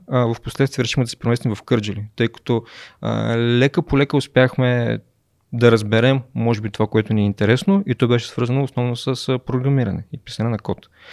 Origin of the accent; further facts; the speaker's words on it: Momchilgrad, Kardzhali Province, Bulgaria; moved away as an adult; also born or lived in Sofia; родом съм от Момчилград и съм а, живял там до горе-долу отиването ми в университет